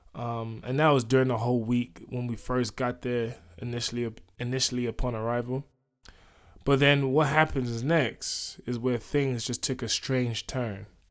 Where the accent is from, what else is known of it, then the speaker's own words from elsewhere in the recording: London, United Kingdom; moved away; also born or lived in United States; I grew up here in London